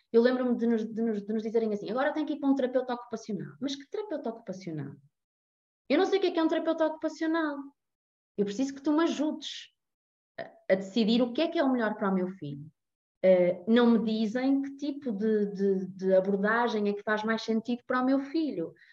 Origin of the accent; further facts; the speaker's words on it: Porto, Norte, Portugal; tenho 33 anos, sou do Porto